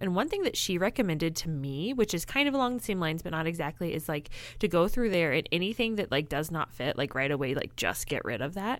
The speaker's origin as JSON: {"language": "English", "region": "Illinois", "country": "United States", "moved": "yes", "said": "I'm actually originally from Illinois"}